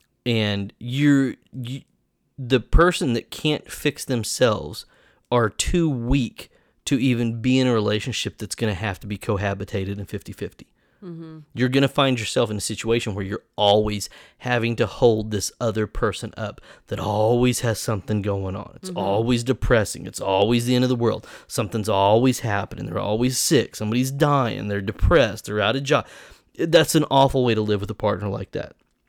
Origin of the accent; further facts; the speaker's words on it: Broken Arrow, Oklahoma, United States; now in Jenks, United States; I grew up in Broken Arrow, and I live in Jinx now.